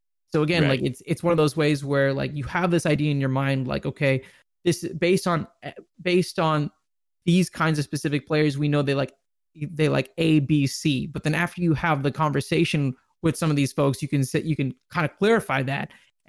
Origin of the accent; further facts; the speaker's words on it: Dallas, Texas, United States; I think for me, probably one of the highlights was definitely Dallas, right? Because I'm from Dallas.